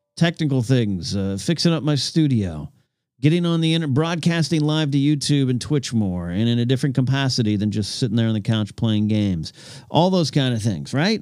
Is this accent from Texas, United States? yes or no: no; Five Cities area, California, United States; That was the two junior highs in my Five Cities area of my hometown